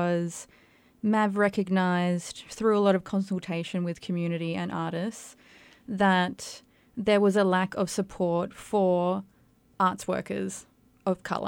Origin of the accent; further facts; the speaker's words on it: Perth, Western Australia, Australia; I'm also first generation Australian, so we have that in common. So I'm Chilean Australian, and I think my experience is quite different. I grew up in a big Chilean community in Perth